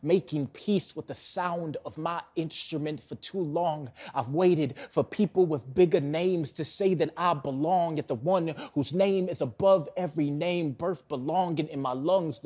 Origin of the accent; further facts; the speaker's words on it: Milwaukee, Wisconsin, United States; Born and raised in Milwaukee, still live in Milwaukee